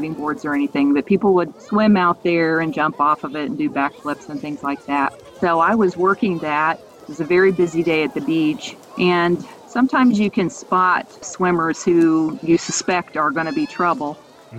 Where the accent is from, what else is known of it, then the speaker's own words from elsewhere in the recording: Indianapolis, Indiana, United States; I am originally from Indianapolis, and I grew up in a family where we did a lot of outdoorsy things